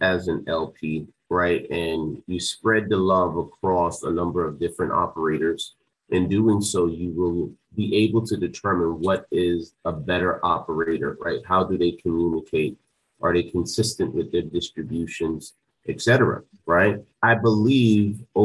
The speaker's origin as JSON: {"language": "English", "region": "New Jersey", "country": "United States", "tie": "born or raised there", "said": "I grew up in New Jersey"}